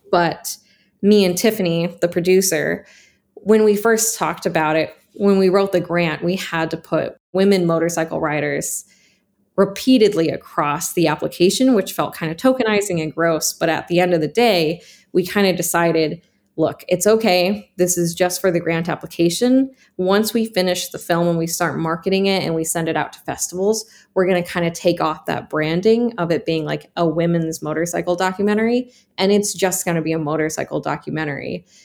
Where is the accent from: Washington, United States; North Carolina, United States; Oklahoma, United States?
Washington, United States; Snoqualmie; moved away as an adult; also born or lived in Seattle, Washington; now in Portland, United States; I grew up in Snoqualmie, Washington, and that is a very white town